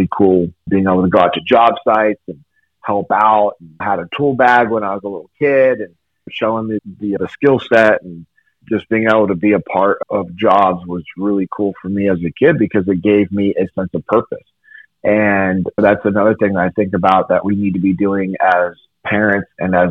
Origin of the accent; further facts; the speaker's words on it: Sacramento, California, United States; I grew up in Sacramento, California